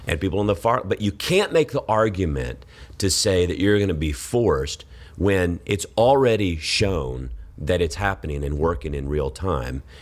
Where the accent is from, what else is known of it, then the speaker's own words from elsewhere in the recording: Georgia, United States; moved away as an adult; now in Texas, United States; I grew up in Georgia